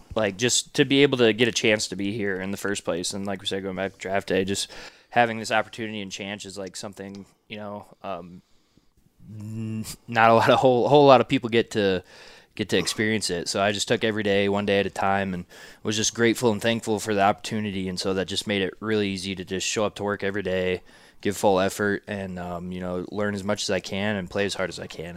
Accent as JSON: {"language": "English", "region": "Iowa", "country": "United States", "also_born_or_lived": "Minneapolis", "moved": "as an adult", "said": "moved back to Iowa"}